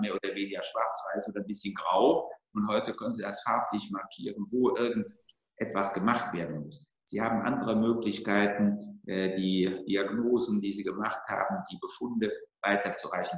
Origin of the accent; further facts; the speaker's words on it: North Rhine-Westphalia, Germany; Bin im Rheinland geboren, bin Rheinländer